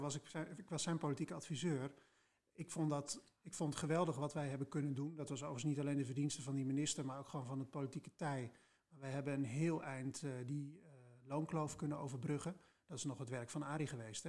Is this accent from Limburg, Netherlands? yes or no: no; Spakenburg, Utrecht, Netherlands; moved away as an adult; also born or lived in Leiden / The Hague; now in Enschede, Netherlands; Dus ik ben geboren en getogen in Spakenburg, het vissersdorp